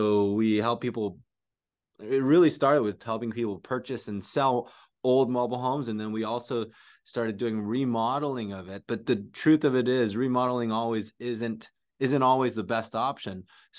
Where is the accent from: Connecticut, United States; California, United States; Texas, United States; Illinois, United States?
California, United States; San Jose; also born or lived in Philippines; I came here from the Philippines, grew up. I actually moved to San Jose straight from the Philippines at a young age, and was in an unfortunate housing situation where my parents split up, lost a house.